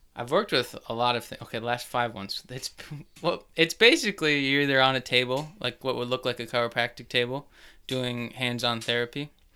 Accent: Plymouth, Minnesota, United States; Grew up in Plymouth.

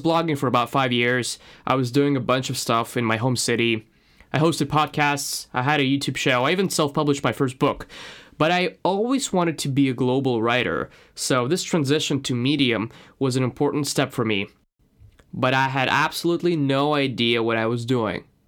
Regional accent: Moscow, Russia; accent: Russian; English is a second language; moved away as an adult; now in London, United Kingdom; my Russian accent

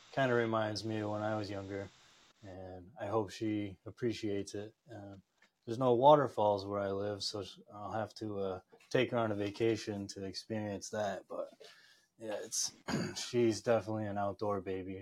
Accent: upstate New York, United States; I grew up upstate New York, just surrounded by mountain ranges and waterfalls

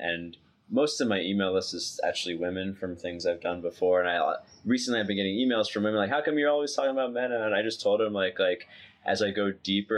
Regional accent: New York, United States; moved away as an adult; I grew up in New York

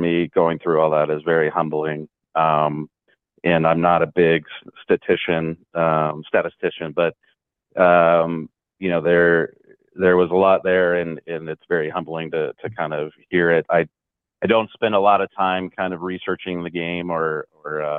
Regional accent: Portland, Oregon, United States; growing up in Portland.

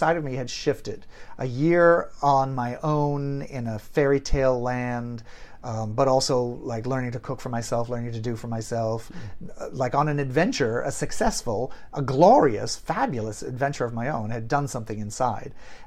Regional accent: Maine, United States; also born or lived in Portland, Maine / Boston area, Massachusetts; now in Los Angeles, United States; I was born in Portland, Maine, and I grew up in Maine and just outside of Boston

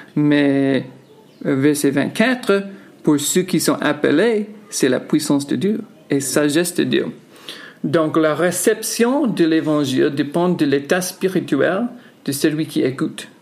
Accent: United States; now in Yaoundé, Cameroon; je suis américain

